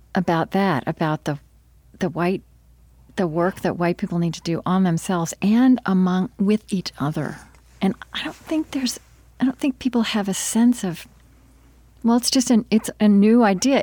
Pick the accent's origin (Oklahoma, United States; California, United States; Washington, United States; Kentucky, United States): Oklahoma, United States; I grew up in Oklahoma